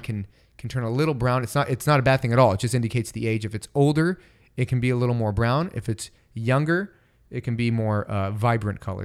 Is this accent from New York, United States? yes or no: no; Bay Area, California, United States; growing up in the Bay Area